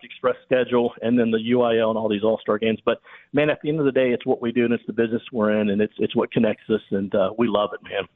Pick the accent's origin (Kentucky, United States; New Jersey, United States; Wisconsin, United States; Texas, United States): Texas, United States; Humble; growing up in Humble, I grew up 20 miles outside of North Houston